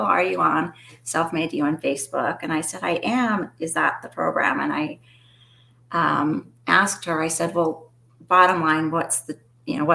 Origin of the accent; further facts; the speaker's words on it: Phoenix, Arizona, United States; also born or lived in Utah / Portland, Oregon; I was born and raised here in Phoenix, Arizona